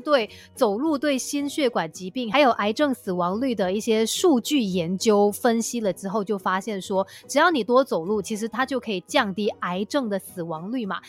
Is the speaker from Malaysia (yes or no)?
yes; Malaysia; 我们马来西亚人